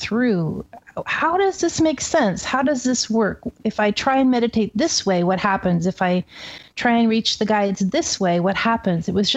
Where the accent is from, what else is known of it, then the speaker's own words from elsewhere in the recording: Seattle, Washington, United States; moved away as an adult; now in Oregon, United States; I grew up in Seattle, West Coast.